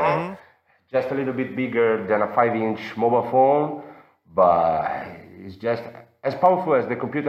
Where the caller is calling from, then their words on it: Florence, Tuscany, Italy; I'm calling from Florence.